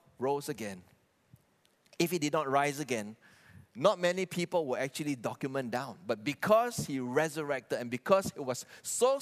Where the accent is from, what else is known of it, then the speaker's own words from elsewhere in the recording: Kuching, Sarawak, Malaysia; I was raised and born in Kuching.